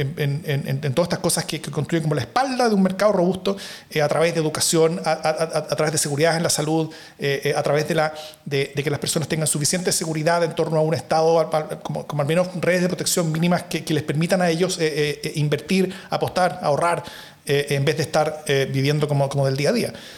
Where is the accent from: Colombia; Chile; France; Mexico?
Chile; Chile, en cambio, Acá tenemos demasiado poco Estado